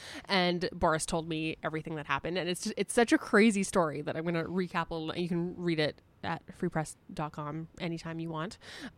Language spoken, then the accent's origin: English; Canada; I also feel like I know a fair amount about hockey just being like a Canadian woman who's watched TV before.